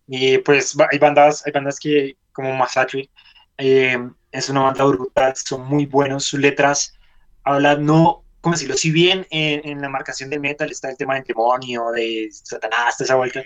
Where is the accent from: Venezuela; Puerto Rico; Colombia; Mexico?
Colombia; En este país llevamos más de 50 años con una guerra interna